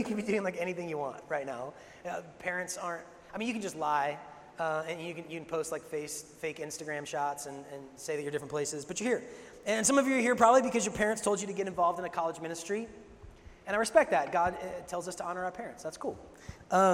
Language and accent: English; Seattle, Washington, United States; moved away; I grew up in Seattle